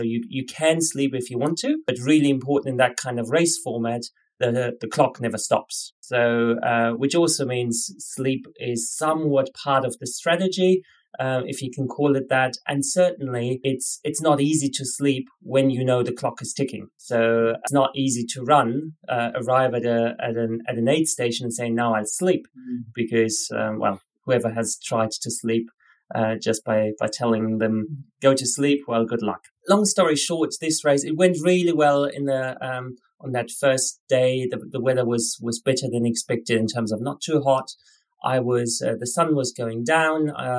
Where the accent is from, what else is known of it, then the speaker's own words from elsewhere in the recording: Northcliffe, Western Australia, Australia; So here I was in from Northcliffe, which is a little town in the middle of nowhere in Western Australia